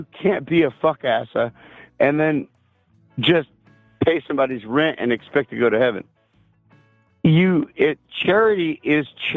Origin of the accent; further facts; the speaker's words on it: Seattle, Washington, United States; I'm from Washington State.